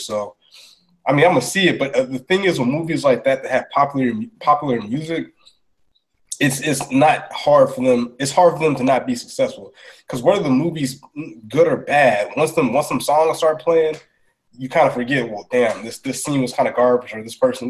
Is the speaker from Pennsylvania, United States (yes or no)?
no; Augusta, Georgia, United States; I'm from Augusta